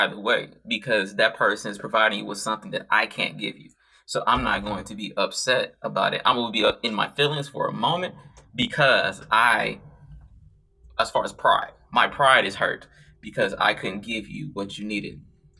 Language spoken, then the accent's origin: English; St. Louis, Missouri, United States; I'm from St. Louis, boy.